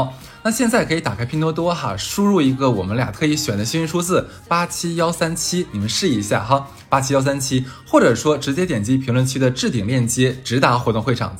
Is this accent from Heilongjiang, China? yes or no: yes; Harbin, Heilongjiang, China; 一方面是为我的家乡哈尔滨